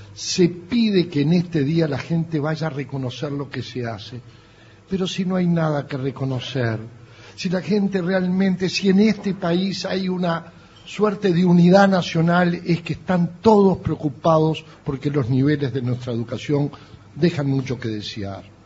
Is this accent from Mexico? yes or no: no; Uruguay; los uruguayos no nos conocen por muchas cosas en el mundo, pero por una nos distinguen, por la educación pública